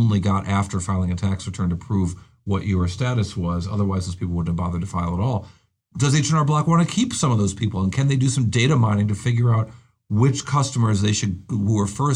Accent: Rochester, New York, United States; glamorous Rochester, New York, my hometown

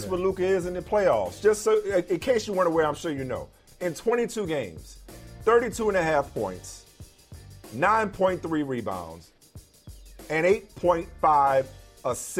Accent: New Orleans, Louisiana, United States; my hometown New Orleans

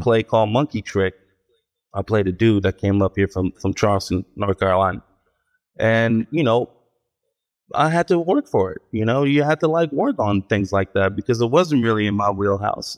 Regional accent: Ashdod, Southern District, Israel; moved away; I was born in Israel, in a town called Ashdod

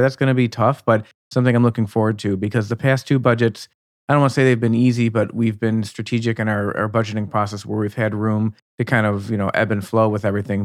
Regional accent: Buffalo, New York, United States; moved away; I'm originally from the Buffalo, New York region

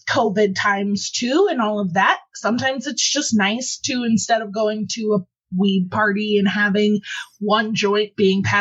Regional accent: Ohio, United States; moved away as an adult; I came from Ohio where it was legal for you know years when I was consuming before I moved out here, so I know the struggle is real.

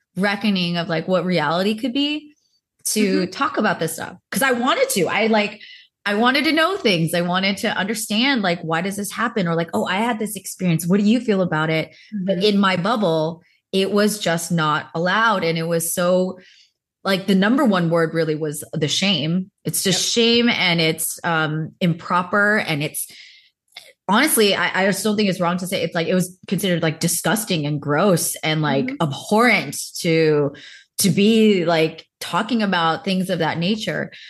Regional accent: United States; my context of being Korean American, I grew up very, very Baptist Christian

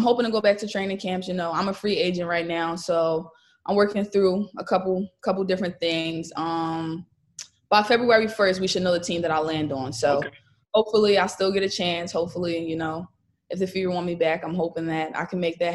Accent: Pennsylvania, United States; I'm from Pennsylvania. We were on the same AAU team growing up.

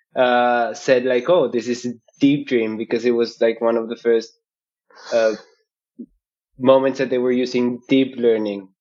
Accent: Bogotá, Colombia; moved away as an adult; now in Berlin, Germany; I'm originally from Bogota, Colombia

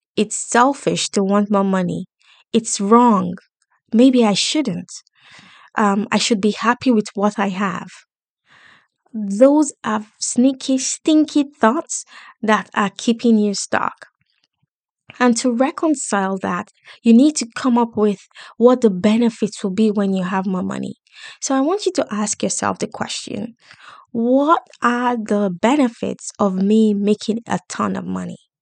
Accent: Lagos, Nigeria; moved away; I grew up in Islam in Lagos, in Nigeria

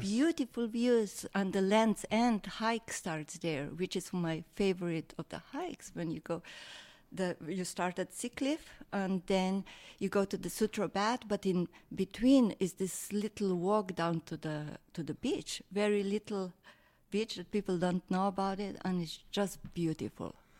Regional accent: Slovenia; moved away as an adult; now in San Francisco, United States; I'm from Slovenia, where everybody hikes. We are hikers

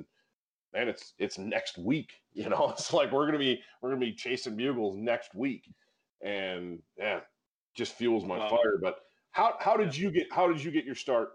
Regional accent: Michigan, United States; we grew up in Michigan and we hunted a lot of the same areas

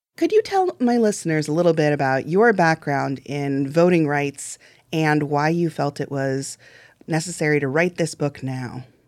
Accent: Illinois, United States; I grew up in Illinois. I went to Illinois public schools

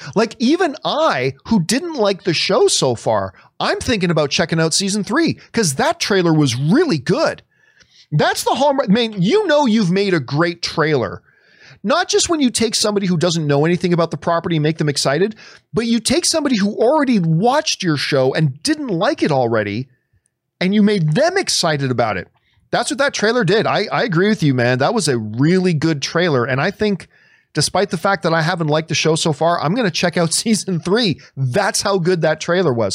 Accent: Canada; I'm from Canada

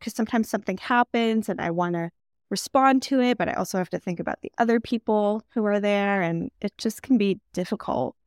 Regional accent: Michigan, United States; also born or lived in New York; now in California, United States; I'm from Michigan, I lived in New York also before moving to California

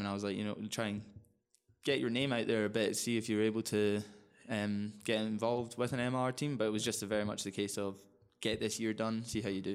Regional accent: Kilmacolm, Scotland, United Kingdom; moved away as an adult; now in Colorado, United States; I'm from Scotland, uh, in a small town called Kilmacombe, which is about twenty to thirty minutes west of Glasgow.

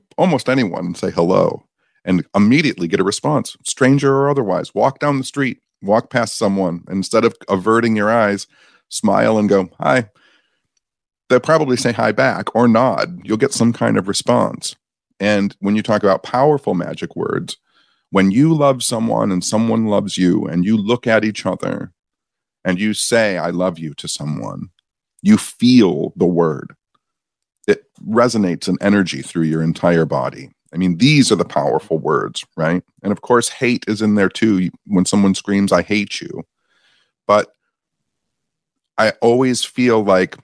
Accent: Michigan, United States; I'm from Michigan

